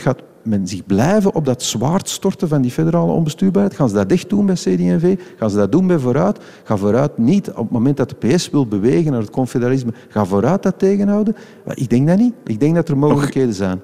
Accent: Flanders, Belgium; als Vlamingen

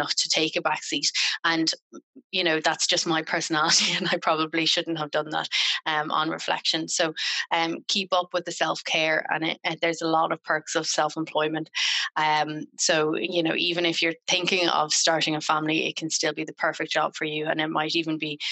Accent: Ireland; I'm Irish

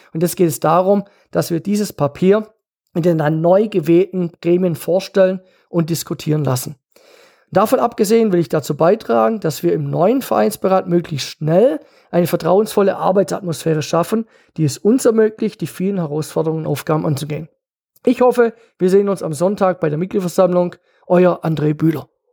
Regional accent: Geislingen an der Steige, Baden-Württemberg, Germany; now in Kirchheim unter Teck, Germany; ich bin vor 45 Jahren in Geisling an der Steig geboren

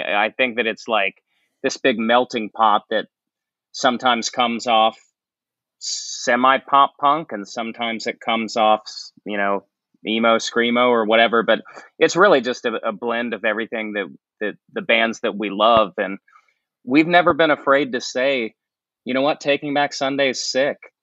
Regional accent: St. Marys, West Virginia, United States; moved away; I grew up in a tiny town in West Virginia called St. Mary's

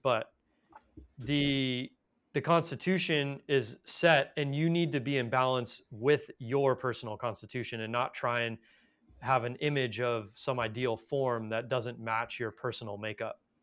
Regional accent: Los Angeles, California, United States; I was born in Los Angeles

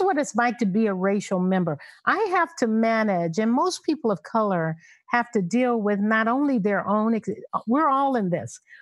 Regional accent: Los Angeles, California, United States; growing up in South Central Los Angeles

